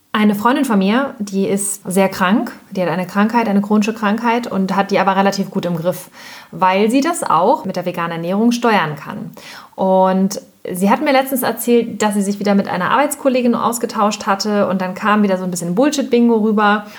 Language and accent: German; Hamburg, Germany; wir kommen jetzt ja zum Beispiel aus Hamburg